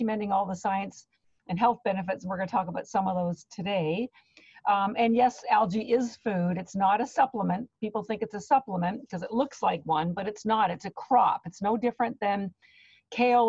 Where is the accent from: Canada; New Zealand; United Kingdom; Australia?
Canada; now in Boston, United States; I live in Boston, Massachusetts, but I am Canadian, and my family's still on Canada